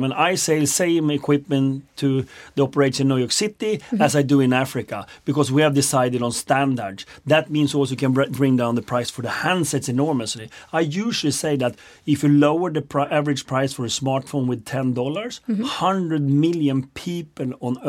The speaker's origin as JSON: {"language": "English", "country": "Sweden", "said": "I'm from Sweden."}